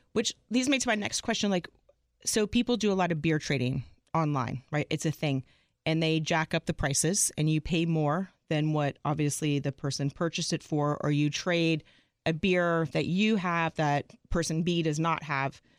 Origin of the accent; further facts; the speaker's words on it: Arlington, Texas, United States; moved away; I'm originally from Arlington, Texas.